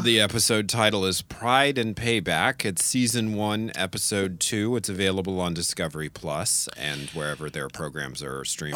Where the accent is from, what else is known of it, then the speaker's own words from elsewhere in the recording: New Orleans, Louisiana, United States; moved away; I grew up in New Orleans, Louisiana